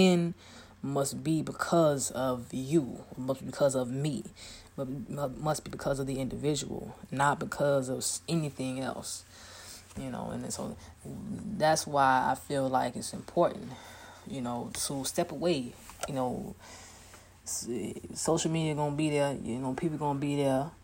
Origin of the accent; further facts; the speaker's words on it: Chicago, Illinois, United States; I'm from Chicago, so I can walk anywhere and not be afraid of anything and nobody. All I got to do is say, I'm from Chi-Town. I'm from the south side of Chicago.